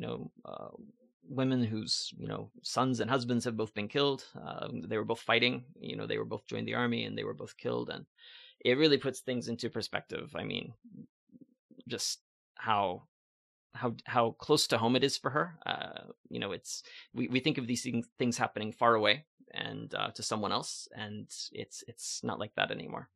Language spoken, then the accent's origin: English; Valentine, Nebraska, United States; moved away as an adult; also born or lived in Ottawa, Canada; now in Montreal, Canada; I grew up in Valentine, Nebraska. I lived there my entire life until I was twenty-three. Uh, then I came to Canada.